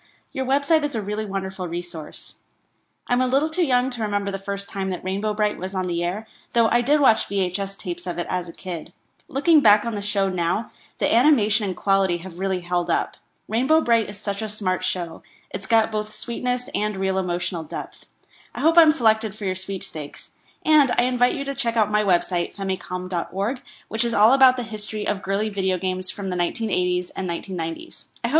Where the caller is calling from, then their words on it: Texas, United States; from Texas.